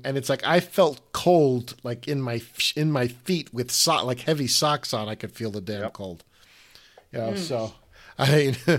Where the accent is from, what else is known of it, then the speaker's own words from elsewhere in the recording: New York, United States; having grown up in New York